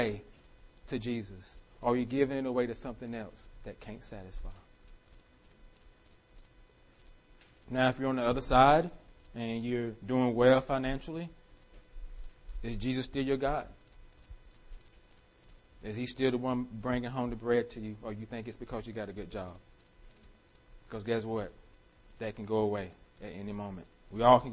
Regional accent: United States

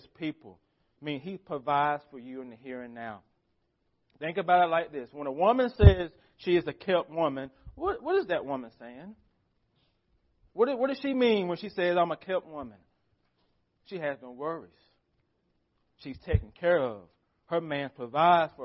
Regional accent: United States; As American Christians

